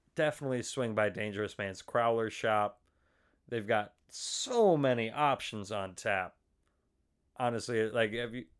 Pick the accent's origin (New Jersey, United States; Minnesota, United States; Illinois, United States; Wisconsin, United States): Minnesota, United States; Faribault; also born or lived in Fargo; hometown of Faribault